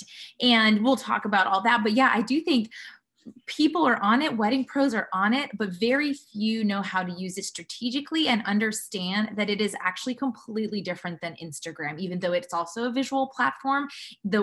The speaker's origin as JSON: {"language": "English", "town": "Montreal", "region": "Quebec", "country": "Canada", "tie": "born or raised there", "also_born_or_lived": "California", "moved": "as an adult", "lives_now": "Nashville, United States", "said": "I'm born and raised in Montreal, Quebec, and I'm dual citizen"}